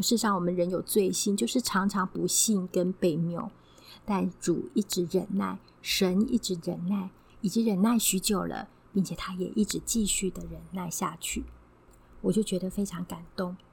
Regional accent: Taiwan; 在我们台湾这边是比较南边，我们台湾的立秋天气上面还是蛮炎热

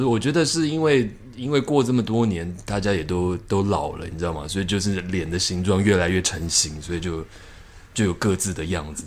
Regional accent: Taiwan; 只有我一个台湾人

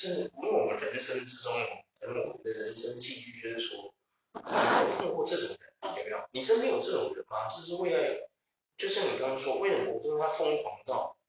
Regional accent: Taiwan; 会不会我们台湾人就是，我们离不开钱？

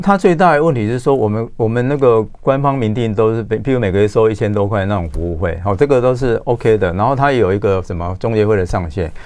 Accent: Taiwan

